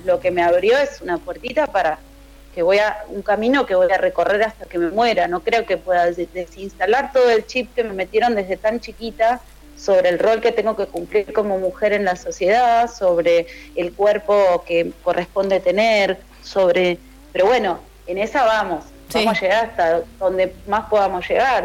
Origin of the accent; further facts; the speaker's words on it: Ituzaingó, Buenos Aires Province, Argentina; also born or lived in Morón; Nací en Morón, me crié en Ituzaingó eh, provincia de Buenos Aires